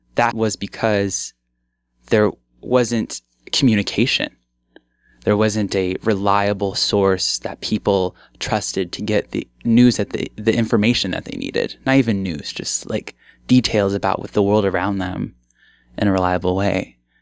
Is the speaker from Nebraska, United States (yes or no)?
yes; Omaha, Nebraska, United States; also born or lived in Bellevue, Nebraska; I left my childhood home behind after 13 years